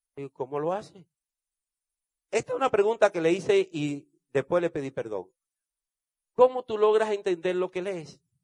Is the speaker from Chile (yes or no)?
no; Dominican Republic; yo soy de República Dominicana.